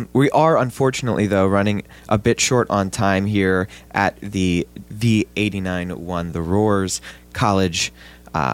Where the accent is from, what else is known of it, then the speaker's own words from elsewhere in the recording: Jersey Shore, New Jersey, United States; I'm a Jersey guy, right? I'm from the Jersey Shore